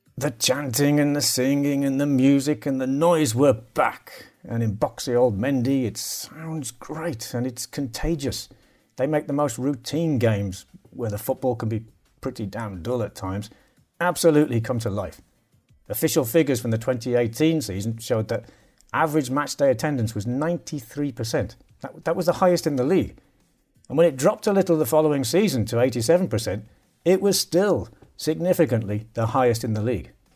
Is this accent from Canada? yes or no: no; United Kingdom; One thing I notice as a Brit